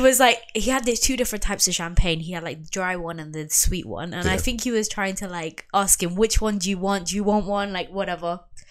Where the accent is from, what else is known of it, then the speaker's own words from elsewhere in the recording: Portugal; no one can ever guess that I'm Portuguese unless they're Portuguese.